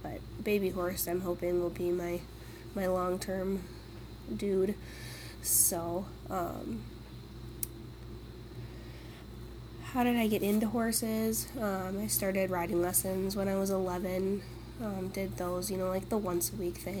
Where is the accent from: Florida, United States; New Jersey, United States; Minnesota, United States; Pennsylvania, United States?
Minnesota, United States; Kirkston; I'm from Kirkston, Minnesota